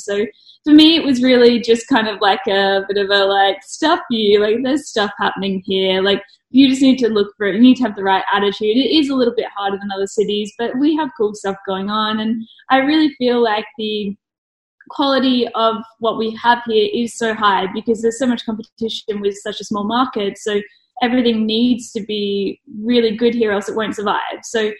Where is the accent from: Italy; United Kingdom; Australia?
Australia; Brisbane, Queensland; also born or lived in Melbourne; now in Adelaide, Australia; I was born in Melbourne, grew up in Brisbane. I moved here and studied graphic design at UniSA.